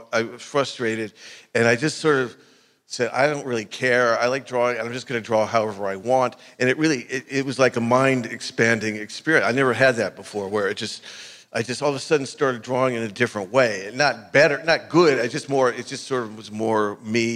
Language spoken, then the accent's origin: English; Burbank, California, United States; growing up in Burbank